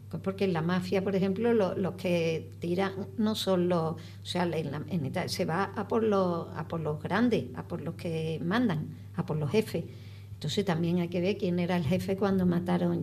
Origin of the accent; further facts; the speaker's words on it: Spain; como española, eh, que como ciudadana de España